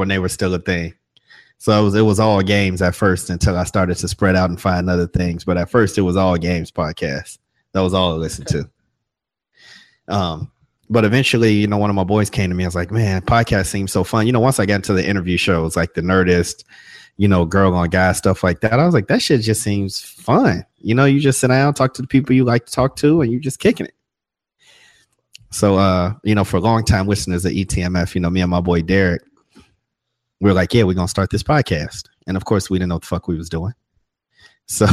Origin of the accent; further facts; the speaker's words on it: Chicago, Illinois, United States; now in Atlanta, United States; Now I live in Atlanta, but Southside Chicago, man. That's where I grew up.